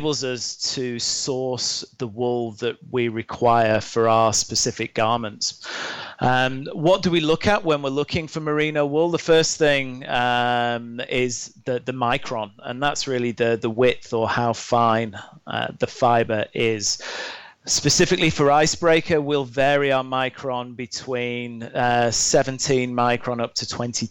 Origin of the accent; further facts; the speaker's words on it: Lake District, North West England, United Kingdom; moved away as an adult; also born or lived in Australia; now in North America; I grew up in the Lake District in the UK, in a national park